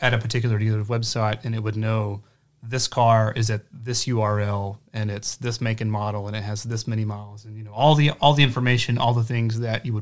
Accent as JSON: {"language": "English", "town": "Hayden", "region": "Alabama", "country": "United States", "lives_now": "Huntsville, United States", "said": "I'm from Hayden, Alabama. It's about an hour south"}